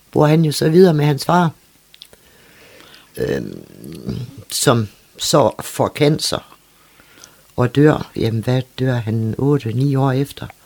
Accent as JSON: {"language": "Danish", "town": "Copenhagen", "region": "Capital Region of Denmark", "country": "Denmark", "tie": "born or raised there", "said": "jeg er jo født og opvokset i København"}